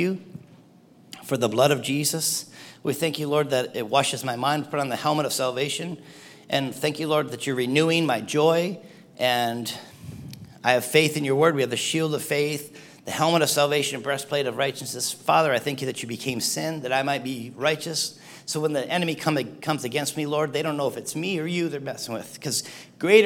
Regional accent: Cedarville, Michigan, United States; moved away as an adult; also born or lived in Lansing, Michigan; I grew up in the UP, I grew up in Cedarville

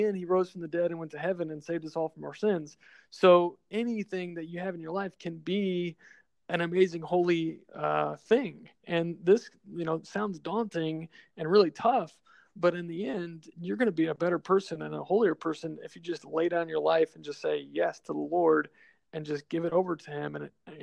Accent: Austin, Texas, United States; moved away as an adult; now in San Antonio, United States; I grew up in Austin

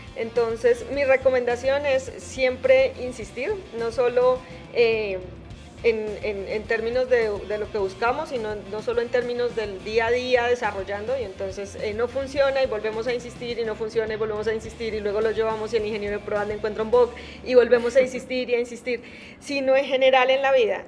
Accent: Garagoa, Boyacá, Colombia; now in Bogotá, Colombia; soy colombiana, soy, eh, soy de un pueblo que se llama Garagoa, en Boyacá

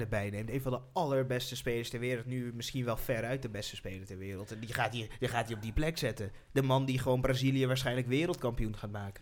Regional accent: Netherlands; wij gewoon als Nederlanders

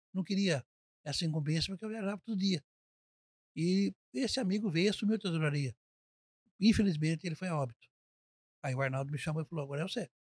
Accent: Avaré, São Paulo, Brazil; Sou de Avaré. Nasci aqui em Avaré, na rua Santa Catarina, 107

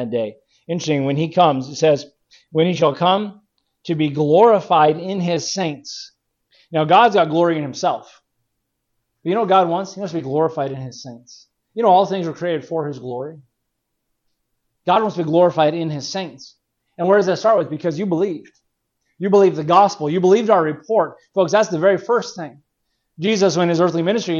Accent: California, United States; growing up in California

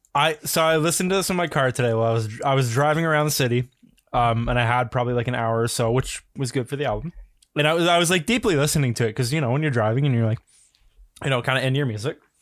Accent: Canada; as a Canadian

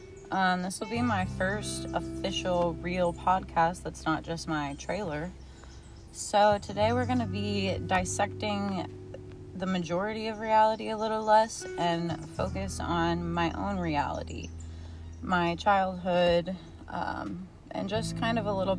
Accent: Missouri, United States; born and raised in small town Missouri, very small town area, rural

